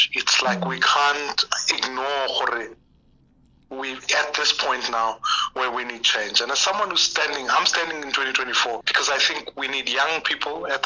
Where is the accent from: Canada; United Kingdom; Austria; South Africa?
South Africa; I'm speaking as a South African who's lived through the streets of this country